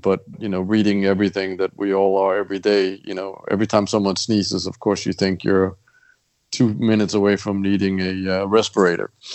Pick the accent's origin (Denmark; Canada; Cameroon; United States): Denmark; Copenhagen, Capital Region of Denmark; moved away; born in, and, and raised in in Copenhagen